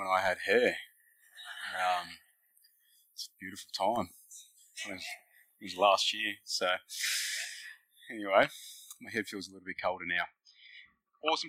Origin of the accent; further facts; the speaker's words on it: Fiji; now in Australia; I am from Fiji, that's where I was born. but my heritage is Indian